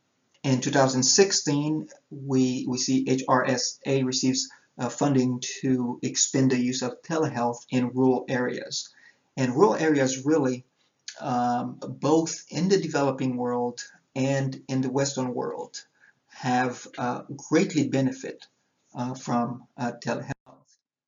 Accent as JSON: {"language": "English", "country": "Haiti", "tie": "born or raised there", "said": "As I said, I was born and raised in Haiti, where my parents are church planters."}